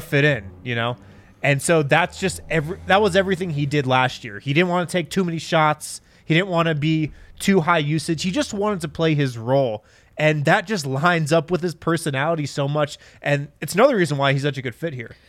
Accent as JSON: {"language": "English", "town": "Boulder", "region": "Colorado", "country": "United States", "tie": "born or raised there", "lives_now": "Golden, United States", "said": "some people I grew up with in Boulder"}